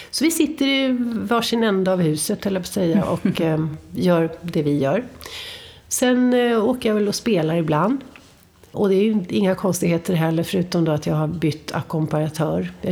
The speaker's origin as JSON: {"language": "Swedish", "town": "Upplands Väsby", "region": "Stockholm County", "country": "Sweden"}